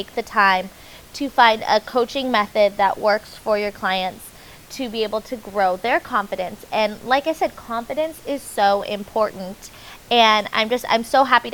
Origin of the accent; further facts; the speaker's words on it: Orange County, California, United States; I'm actually from Orange County